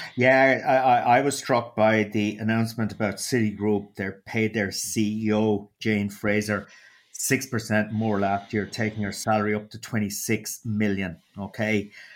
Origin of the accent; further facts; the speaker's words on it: Waterford, Munster, Ireland; accent: Waterford; my dulcet Waterford accent